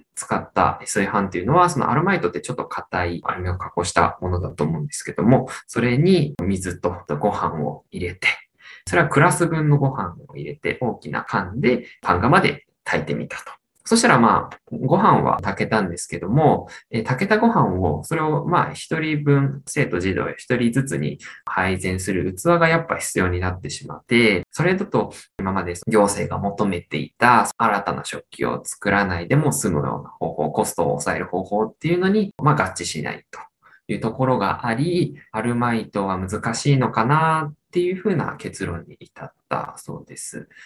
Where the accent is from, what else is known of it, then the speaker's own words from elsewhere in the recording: Iida, Nagano, Japan; moved away as an adult; now in Hamamatsu, Japan; 出身は長野県の飯田市という南の、長野県でいう、まあ長野県の中の南の方の出身です。